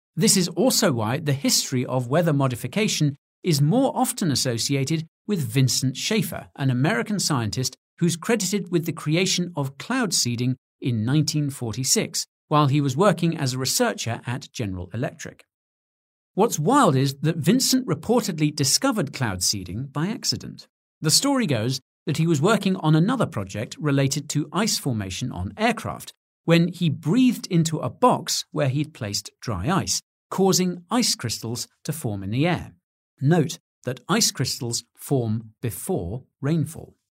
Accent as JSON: {"language": "English", "country": "United Kingdom", "said": "Being British"}